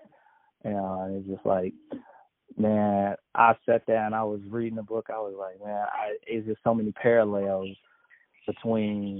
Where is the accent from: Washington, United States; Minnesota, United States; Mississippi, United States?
Mississippi, United States; Jackson; also born or lived in Chicago; we grew up in Jackson, Mississippi.